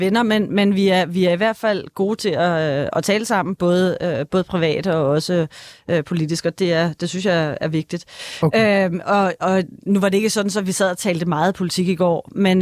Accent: Denmark; der, hvor jeg kommer fra, og der er altså kun 40 minutter ind til København

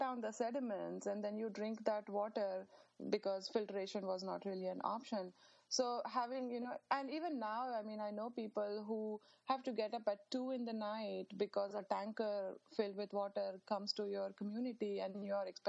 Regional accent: India; now in United States; growing up in India

